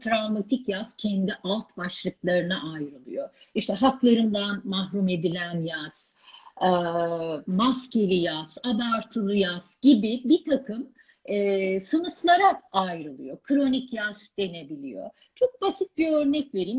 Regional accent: Ankara, Turkey; Ankara'da, e, büyüdüğüm evi

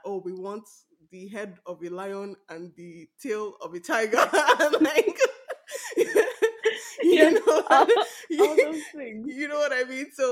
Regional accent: Benin City, Edo, Nigeria; accent: Nigerian; now in Canada; I'm Nigerian from Edo State, Benin City, and I've been to a couple of Benin weddings. I've been there as my Nigerian accent is speaking out right now.

